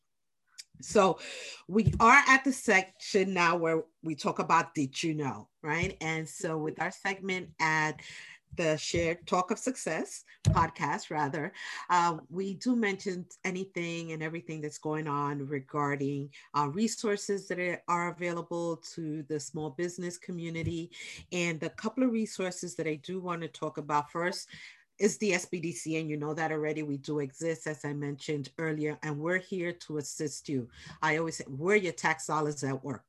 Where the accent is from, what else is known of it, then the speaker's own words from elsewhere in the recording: New York, United States; accent: New York; That's my New York accent